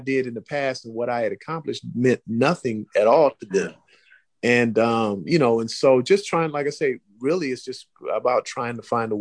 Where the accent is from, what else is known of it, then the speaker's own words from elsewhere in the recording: Oakland, California, United States; I grew up in Oakland